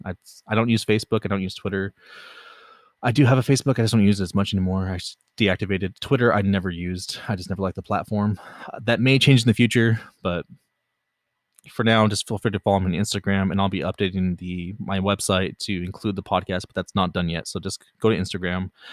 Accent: Los Angeles, California, United States; I was born in California, born and raised in California. Pretty much lived in L A the vast majority of my life, the L, general L A area.

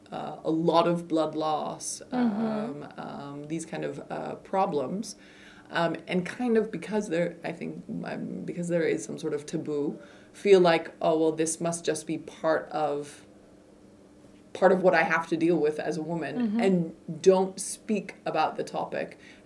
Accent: United States; now in Netherlands; And in the Netherlands, that's hard. Like, I'm also an American, so I know

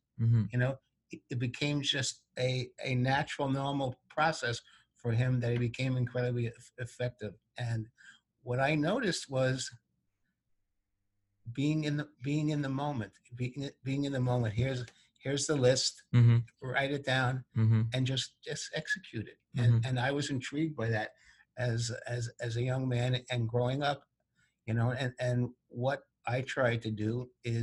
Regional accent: New York City, New York, United States; I grew up in New York City

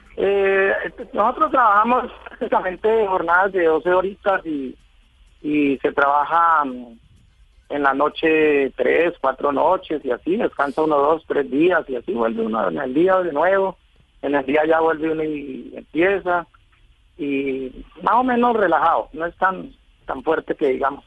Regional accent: Villavicencio, Meta, Colombia; yo soy de Villavicencio, vivo en Villavicencio hace mucho tiempo ya

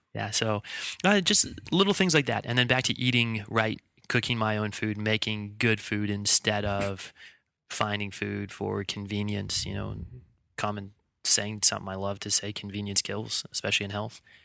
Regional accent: Bellingham, Washington, United States; moved away; I'm, uh, originally from Bellingham, Washington. That's where I grew up.

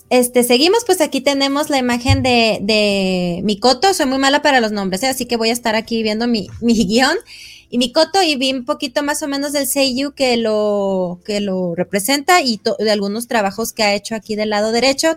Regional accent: Mexico; nosotros como mexicanos

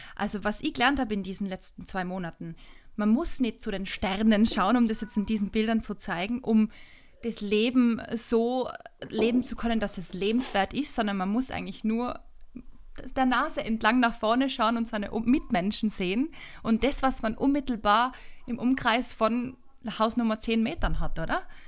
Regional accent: Tyrol, Austria; accent: Tyrolean dialect; als Tirolerin mit einem sehr ausgeprägten Dialekt

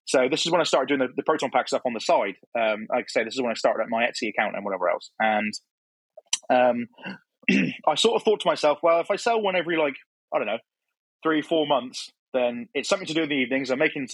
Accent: Cornwall, South West England, United Kingdom; moved away as an adult; now in Plymouth, United Kingdom; I'm from Cornwall originally. And then I'd moved to Plymouth, which is the next county over.

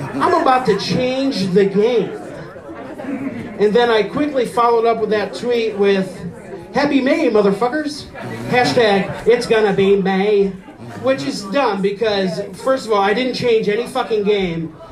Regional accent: Fairport Harbor, Ohio, United States; now in Painesville, United States; I'm from Fairport Harbor

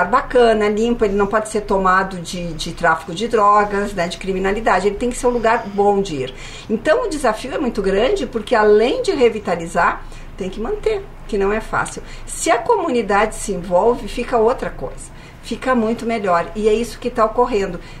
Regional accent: Caxias do Sul, Rio Grande do Sul, Brazil; now in Porto Alegre, Brazil; Eu sou de Caxias, né? Então eu sempre digo que eu sou uma porto-alegrense de Caxias

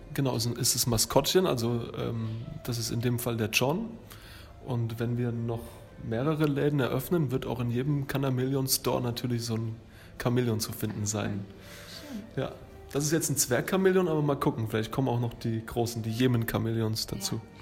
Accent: Thuringia, Germany; also born or lived in Lower Franconia, Bavaria; now in Würzburg area, Germany; Ich bin ursprünglich in Thüringen geboren, wohne aber jetzt acht Jahre hier in der Gegend und ähm, schon über 13 Jahre in Unterfranken

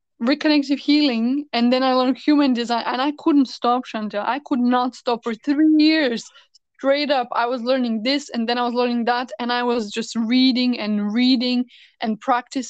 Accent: Bulgaria; moved away as an adult; also born or lived in United States; I came from the States to back to my hometown in Bulgaria

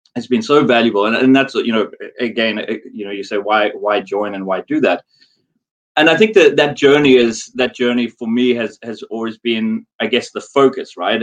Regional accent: South Africa; moved away as an adult; also born or lived in Dubai, United Arab Emirates / Singapore; now in London, United Kingdom; I'm South African born

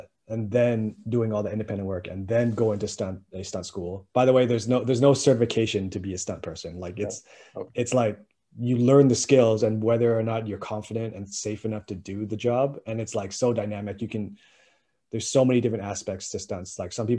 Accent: Winnipeg, Manitoba, Canada; I'm just somebody from Winnipeg, right?

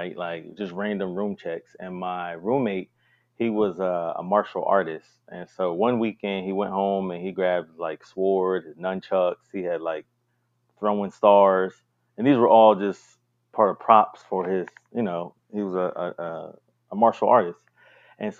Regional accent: Delaware, United States; moved away as an adult; now in Greensboro, United States; I'm from Delaware.

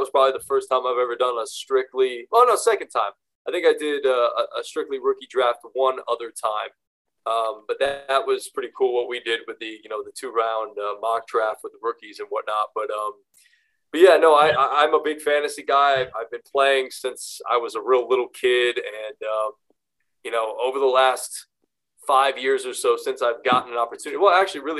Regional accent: Northeast, United States; I have a Northern background as well. And growing up in the Northeast, college sports for me in my world weren't the biggest.

